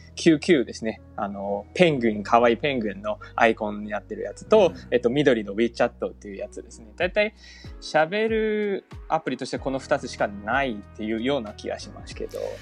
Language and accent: Japanese; China; Japanese is a second language; moved away as an adult; now in Japan; 私みたいに中国生まれて中国育ちの子が